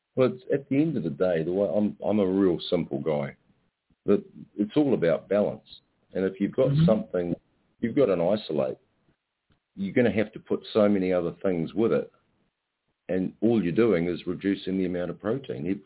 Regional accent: Ireland; now in New Zealand; I'm I'm Irish

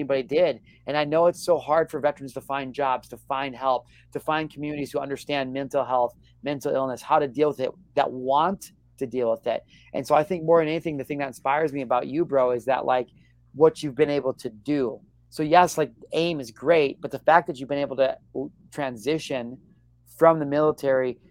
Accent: Illinois, United States; moved away as an adult; also born or lived in San Diego; I grew up in the Midwestern Illinois

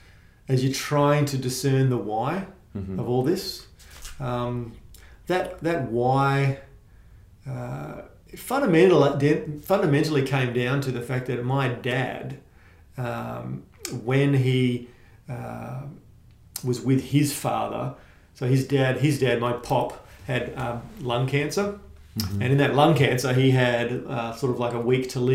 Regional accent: Bayswater, Western Australia, Australia; also born or lived in northern suburbs; I grew up in Bayswater

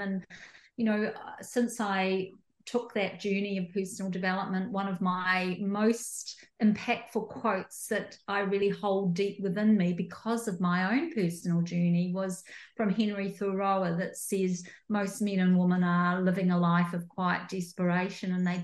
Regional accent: New Zealand; moved away as an adult; also born or lived in rural Victoria, Australia; now in Australia; I'm a New Zealander, came over to Australia like 15 years ago

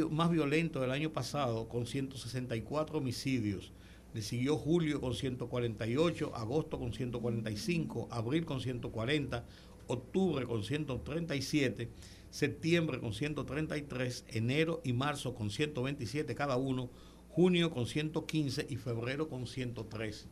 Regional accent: Santo Domingo, Distrito Nacional, Dominican Republic; nosotros somos un poquito más viejitos y además nacimos en la capital

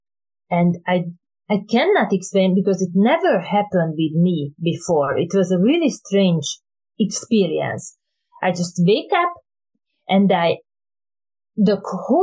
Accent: Hungary; English is a second language; moved away; originally I came from Hungary

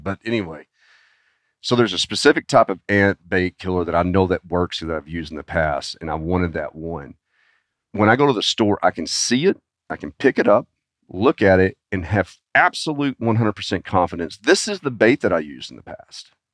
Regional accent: Arkansas, United States; I was born and raised in Arkansas

